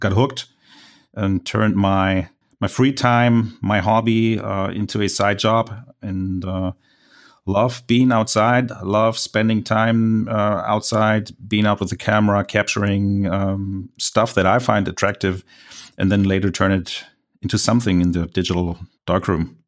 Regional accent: Germany; accent: German; English is a second language; I'm a German landscape photographer, so mind my accent

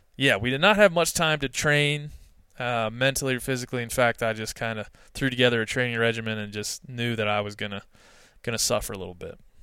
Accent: East Coast, United States; also born or lived in Texas; now in Bozeman, Montana, United States; originally from the East Coast

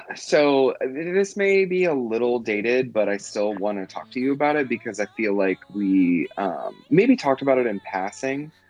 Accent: United States; being an American

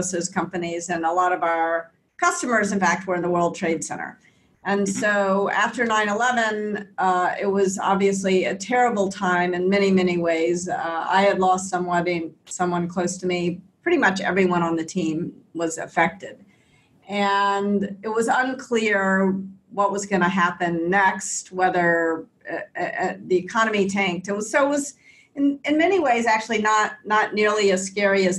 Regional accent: Memphis, Tennessee, United States; I grew up in Memphis in the South in the US

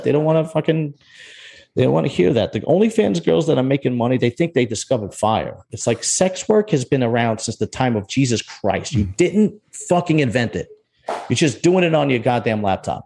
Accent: New York City, New York, United States; I'm from Bensonhurst.

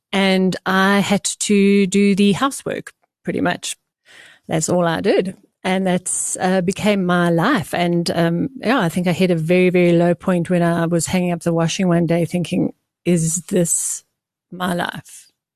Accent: Port Elizabeth, Eastern Cape, South Africa; I was born in Port Elizabeth

